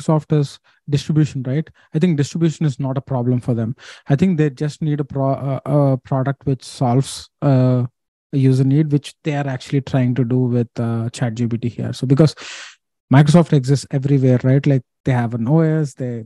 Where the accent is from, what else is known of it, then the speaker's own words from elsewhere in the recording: India; I'm an Asian, I'm from India